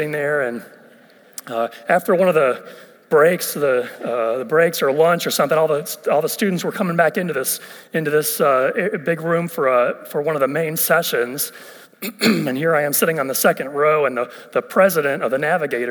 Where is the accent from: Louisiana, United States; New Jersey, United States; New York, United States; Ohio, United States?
Ohio, United States; moved away as an adult; also born or lived in West Virginia; I'm originally from Ohio